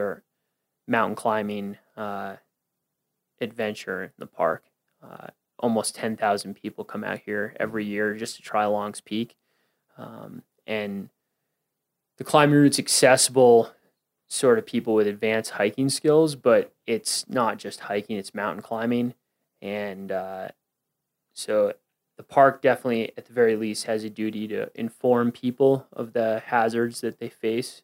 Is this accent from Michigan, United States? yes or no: no; Westchester County, New York, United States; now in Colorado, United States; I'm from New York, Westchester County, New York